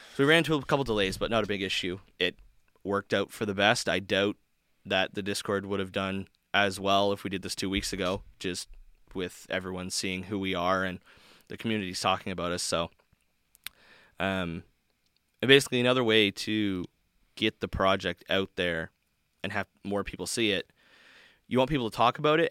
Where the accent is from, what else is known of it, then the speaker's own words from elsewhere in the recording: Canada; I'm from Canada